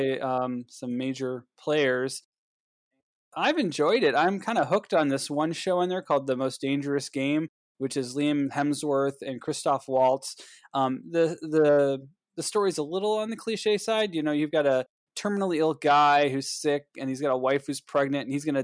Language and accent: English; Cleveland, Ohio, United States; I'm from Cleveland